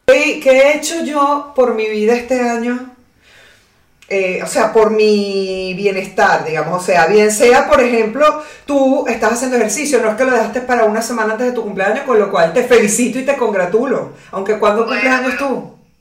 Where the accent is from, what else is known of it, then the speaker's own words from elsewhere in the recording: Caracas, Capital District, Venezuela; now in Pilar, Argentina; vengo de Caracas